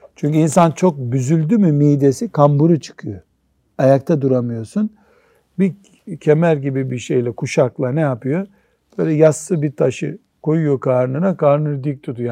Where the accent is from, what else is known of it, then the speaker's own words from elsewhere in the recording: Black Sea Region, Turkey; bizim Karadeniz'de